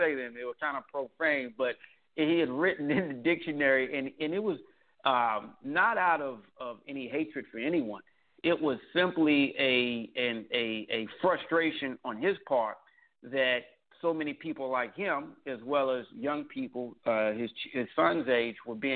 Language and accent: English; Washington, District of Columbia, United States; also born or lived in Tallahassee, Florida; I was born in Tallahassee, Florida, lived most of my life in the Washington, D.C. area